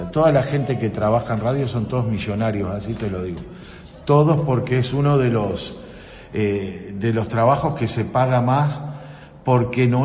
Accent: Libertador, Argentina; born there; yo nací en Libertador y ahora, bueno, estoy al frente de FM Libertadores como un sueño

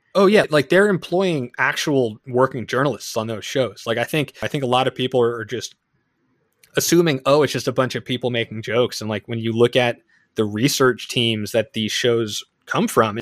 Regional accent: East Brunswick, New Jersey, United States; my hometown's the next town over from new brunswick so i'm from east brunswick new jersey

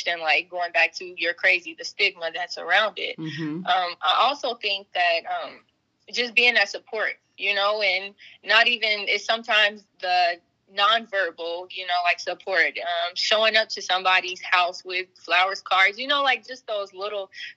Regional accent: Trotwood, Ohio, United States; Being from Trotwood, was really no different because I grew up in Trotwood and Madison City School Districts

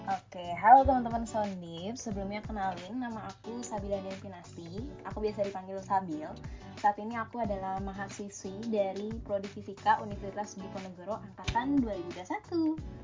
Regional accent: Tangerang, Banten, Indonesia; moved away as an adult; now in Semarang, Indonesia; aku kuliahnya di Semarang sementara bisnisku ini di Tangerang gitu loh di kotaku

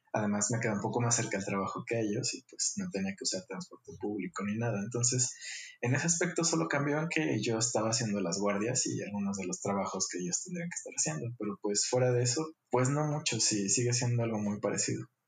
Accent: Guadalajara, Jalisco, Mexico; Nací en Guadalajara, Jalisco.

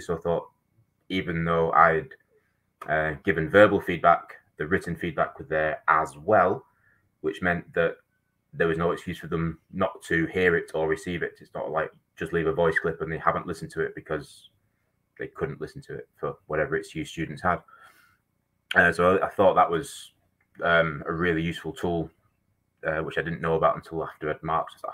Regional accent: Manchester, North West England, United Kingdom; moved away as an adult; now in New Zealand; I'm actually from Manchester in England

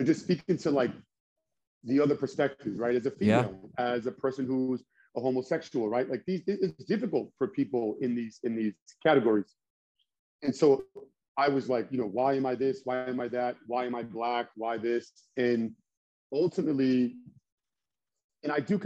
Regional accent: United States; also born or lived in Nashua, New Hampshire / Lowell, Massachusetts; I was born and raised in Lowell, Nashua, New Hampshire, and Massachusetts, like that area

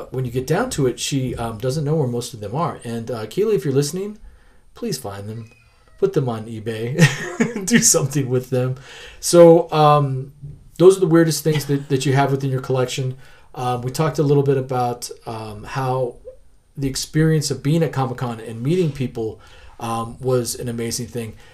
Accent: Denver, Colorado, United States; I grew up in North Denver.

